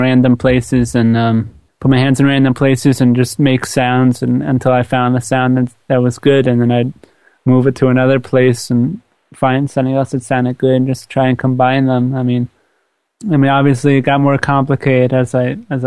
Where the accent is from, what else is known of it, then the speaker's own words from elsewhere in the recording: Long Beach, New York, United States; I grew up in Long Beach, New York, which is in Long Island, right by the beach, as one would assume.